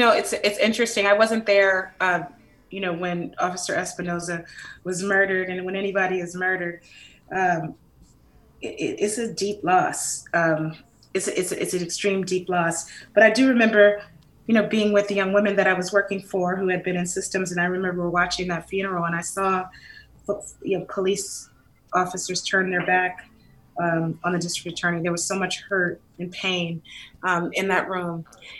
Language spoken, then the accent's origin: English; San Francisco, California, United States; I grew up in the Western Addition, you know, right by the Panhandle, and a beautiful Victorian. I remember Black folks used to actually live in those Victorians. I lived on Fulton between Baker and Lyon.